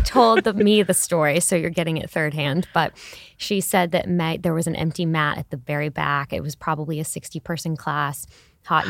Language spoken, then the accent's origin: English; Houston, Texas, United States; I'm from Houston, Texas